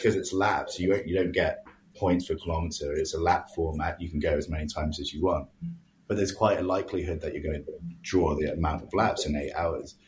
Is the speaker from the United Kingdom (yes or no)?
yes; England, United Kingdom; now in Halifax, Canada; growing up in England, I lived in the city